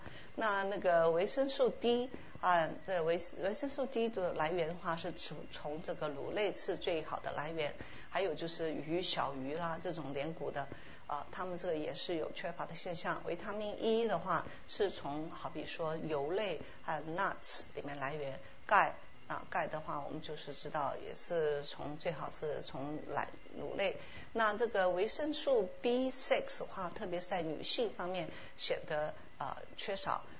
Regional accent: Taiwan; 我们从台湾来的话，都知道台湾的水果是非常好吃，而且产量非常多，非常丰富。

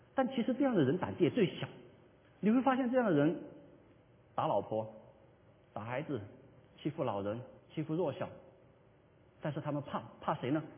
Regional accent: China; 我们作为华人

